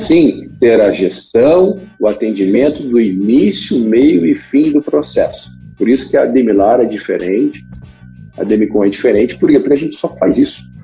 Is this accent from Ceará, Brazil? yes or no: no; Curitiba, Paraná, Brazil; eu sou de Curitiba